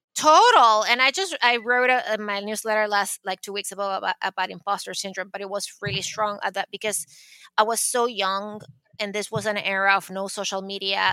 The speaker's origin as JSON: {"language": "English", "town": "Caracas", "region": "Capital District", "country": "Venezuela", "tie": "born or raised there", "second_language": "English", "moved": "as an adult", "lives_now": "New York City, United States", "said": "when I was growing up in Caracas"}